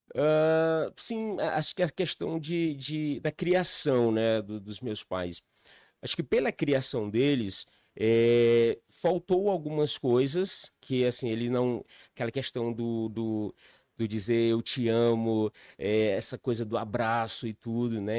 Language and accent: Portuguese; Piauí, Brazil; moved away as an adult; also born or lived in Recanto das Emas, Federal District; now in Brasília, Brazil; Sou natural do Piauí, é a cidade ali do interior